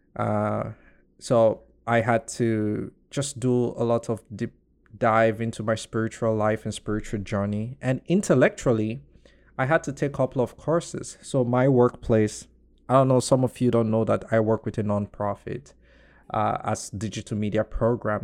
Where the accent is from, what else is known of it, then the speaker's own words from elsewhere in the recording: Nigeria; I would just say, well, as a Nigerian